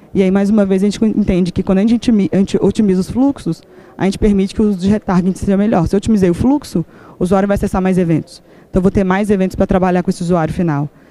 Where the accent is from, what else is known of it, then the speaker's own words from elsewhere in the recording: Belo Horizonte, Minas Gerais, Brazil; sou de BH, sim, nasci em BH